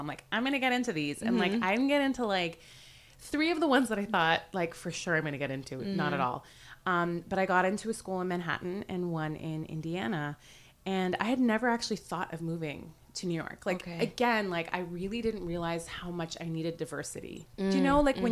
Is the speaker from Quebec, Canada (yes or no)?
no; Vancouver, British Columbia, Canada; also born or lived in Iran; we went there when I was pretty young, and I grew up in Vancouver